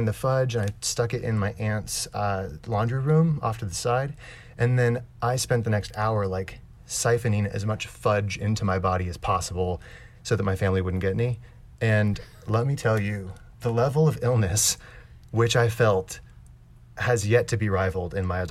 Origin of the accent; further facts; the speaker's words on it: Nebraska, United States; now in Los Angeles, United States; I live in Los Angeles now. I'm an actor, but I grew up in Nebraska